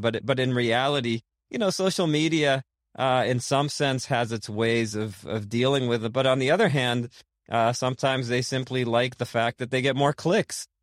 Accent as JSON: {"language": "English", "town": "Boston", "region": "Massachusetts", "country": "United States", "tie": "born or raised there", "said": "I grew up in, uh, in Boston, actually, in Rosendale"}